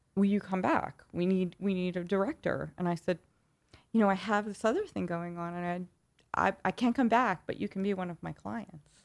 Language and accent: English; New York City, New York, United States; accent: New York accent; I grew up in Flushing in Queens.